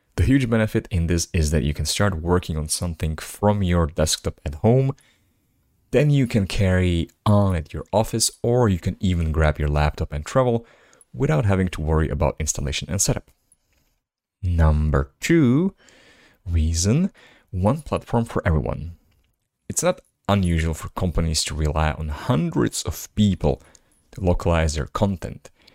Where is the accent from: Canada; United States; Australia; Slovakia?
Slovakia; first language Slovak; English is a second language; my native language, language that is Slovak